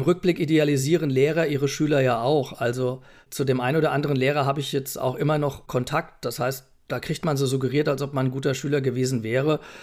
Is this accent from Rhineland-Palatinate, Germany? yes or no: yes; Essenheim, Rhineland-Palatinate, Germany; also born or lived in Mainz / Leipzig / Prague; aufgewachsen bin ich in Essenheim, also geboren in Mainz